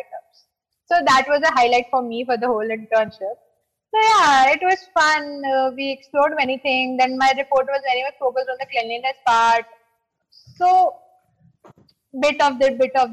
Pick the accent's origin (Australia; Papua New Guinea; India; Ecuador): India; Delhi; I was in Delhi because I am from Delhi